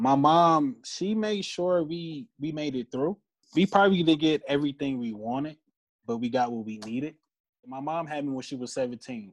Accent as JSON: {"language": "English", "town": "Detroit", "region": "Michigan", "country": "United States", "said": "I am a designer from Detroit"}